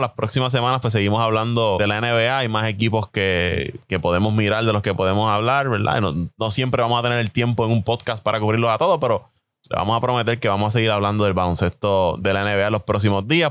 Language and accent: Spanish; Puerto Rico; como buenos puertorriqueños que somos